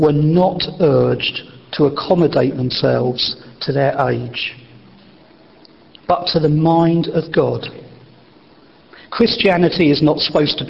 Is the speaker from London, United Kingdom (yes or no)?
no; Wessex, South West England, United Kingdom; where I was born in Wessex